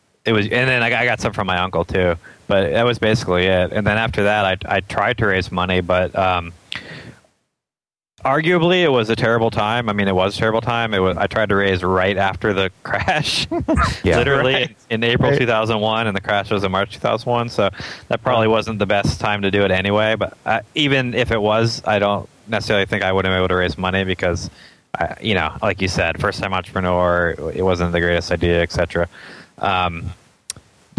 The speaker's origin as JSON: {"language": "English", "town": "Atlanta", "region": "Georgia", "country": "United States", "tie": "born or raised there", "said": "I grew up in East Cobb, and I went to the East Cobb Middle School and then the Walker School for high school."}